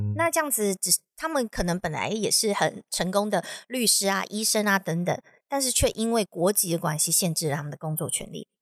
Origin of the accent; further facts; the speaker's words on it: Taiwan; moved away as an adult; 我从小在台湾的教育体制长大